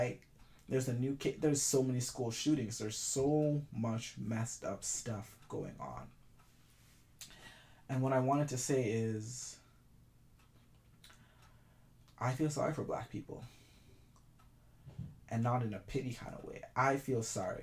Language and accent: English; Jamaica; I'm Jamaican